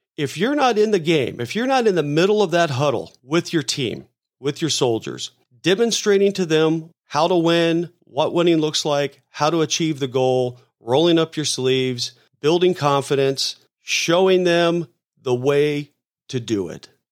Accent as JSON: {"language": "English", "town": "Tampa", "region": "Florida", "country": "United States", "tie": "born or raised there", "said": "I grew up in Tampa"}